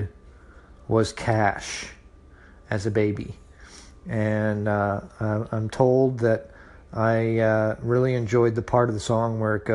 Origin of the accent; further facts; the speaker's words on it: Cincinnati, Ohio, United States; now in Atlanta, United States; I'm from Cincinnati, Ohio